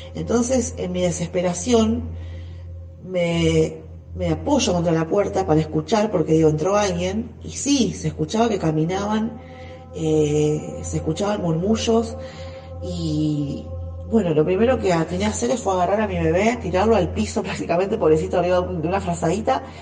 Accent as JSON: {"language": "Spanish", "town": "San Lorenzo", "country": "Argentina", "said": "soy de la ciudad de San Lorenzo"}